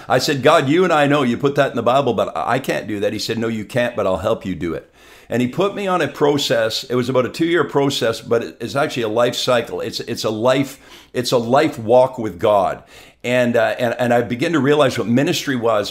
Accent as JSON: {"language": "English", "region": "southern Quebec", "country": "Canada", "also_born_or_lived": "Montreal", "moved": "yes", "lives_now": "Abbotsford, Canada", "said": "My wife and I are from southern Quebec."}